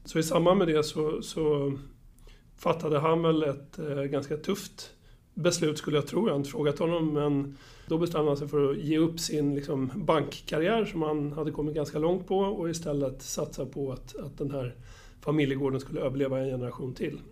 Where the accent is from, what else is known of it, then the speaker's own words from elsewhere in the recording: Upplands Väsby, Stockholm County, Sweden; jag är uppvuxen på Väsby, eller eh, på, på Väsby och i Väsby